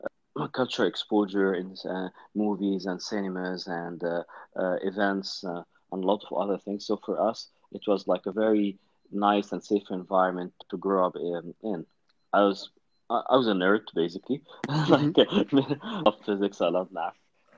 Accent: Kuwait; moved away; We grew up together in Kuwait. I was born and raised in Kuwait, which it's a small country in GCC, yet it was one of relatively the most politically advanced countries back in the 70s

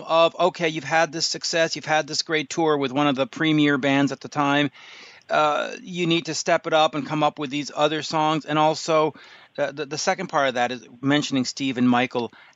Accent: Canada; as a Canadian

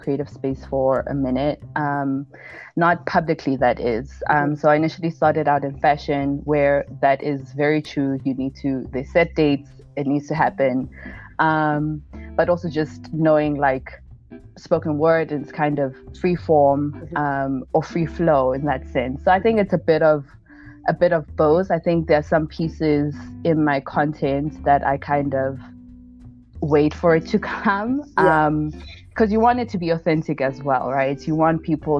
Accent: South Africa; I'm South African born, Zulu girl, proud Zulu girl

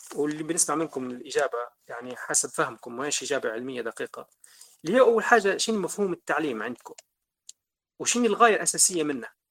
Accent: Libya; إحنا ليبيين

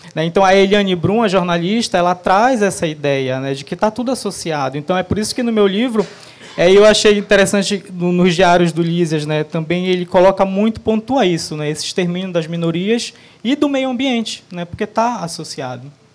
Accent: Abaetetuba, Pará, Brazil; Eu nasci em Abaetetuba no Pará

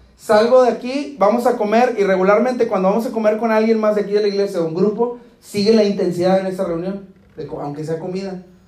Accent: Guadalajara, Jalisco, Mexico; now in Del Rio, United States; yo no soy ni del río ni de Acuña, yo soy de Guadalajara

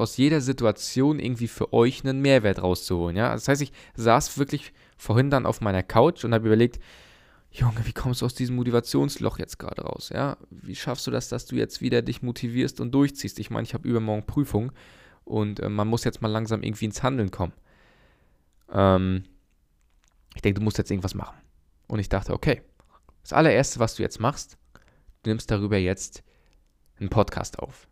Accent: Germany; bei uns in Deutschland

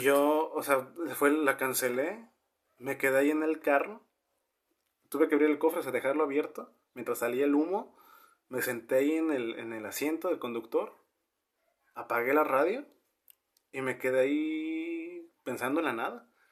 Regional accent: northern Mexico, Mexico; somos norteños

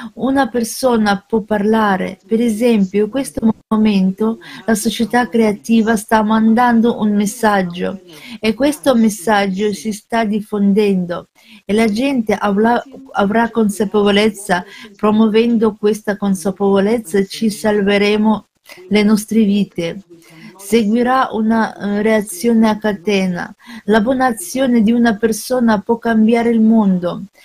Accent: Nigeria; now in Canada; Vendo da un altro paese dalla Nigeria, vivo in Canada.

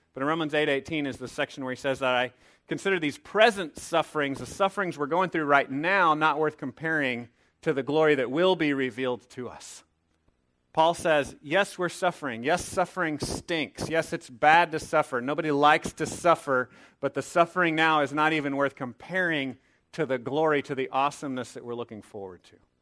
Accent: Texas, United States; a young man growing up in Texas

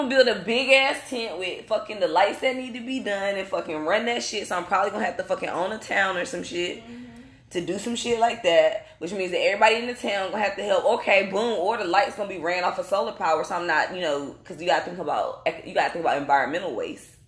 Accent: North Carolina, United States; I'm from North Carolina, and I'm saying in the North Carolina, our soil is rich.

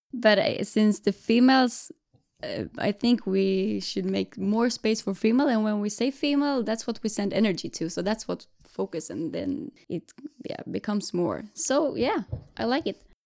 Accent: Jönköping, Jönköping County, Sweden; now in Gothenburg, Sweden; Right now, I live in Gothenburg, but I'm from Jönköping from the beginning

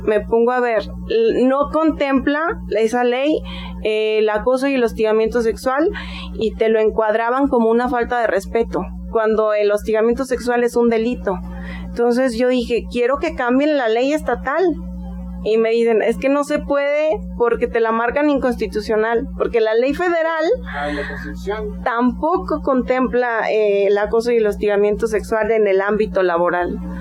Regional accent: Aguascalientes, Mexico; Yo soy de aquí de Aguascalientes, hidrocálida

